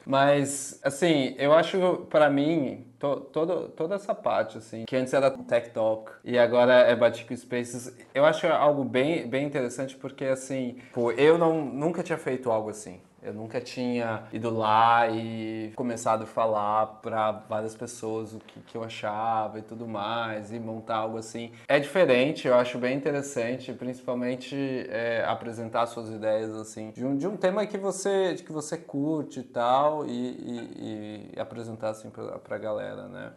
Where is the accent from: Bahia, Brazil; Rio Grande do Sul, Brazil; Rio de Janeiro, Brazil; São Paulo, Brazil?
São Paulo, Brazil; now in Utrecht, Netherlands; sou originalmente de São Paulo e hoje eu moro aqui em uma cidadezinha da Holanda chamada Utrecht